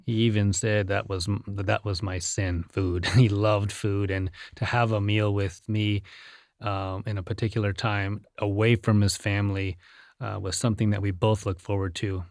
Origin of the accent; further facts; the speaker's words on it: India; moved away; I was born in India